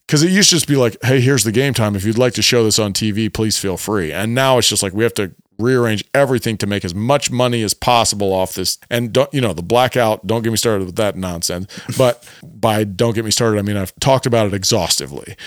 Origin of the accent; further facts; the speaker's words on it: Cleveland, Ohio, United States; We are from Cleveland.